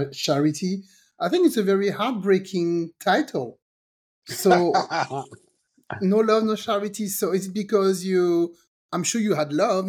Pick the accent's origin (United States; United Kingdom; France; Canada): France; moved away; I was born in France